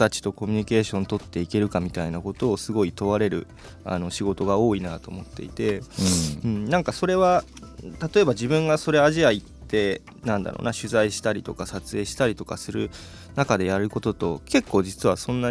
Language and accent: Japanese; Saitama, Japan; 地元は埼玉なんですけど埼玉ずっと関東で